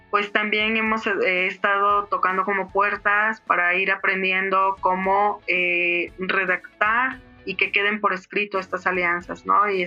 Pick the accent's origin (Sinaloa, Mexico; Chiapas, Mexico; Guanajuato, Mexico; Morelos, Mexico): Chiapas, Mexico; San Cristóbal de las Casas; soy de San Cristóbal de las Casas, Chiapas, acá en México.